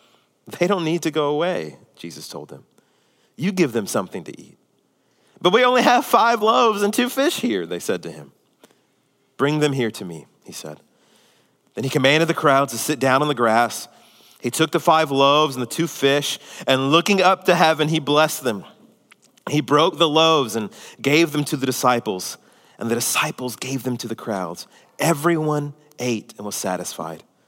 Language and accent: English; Houston, Texas, United States; also born or lived in Spring, Texas / Tomball, Texas; Mine's the greater Houston area